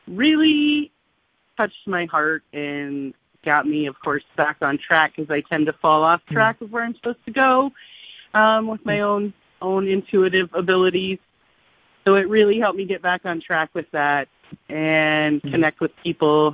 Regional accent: southeastern Montana, United States; I am from southeastern Montana.

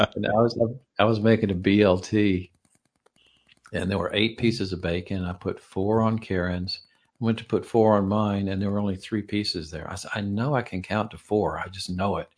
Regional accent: Georgia, United States; I'm from Georgia.

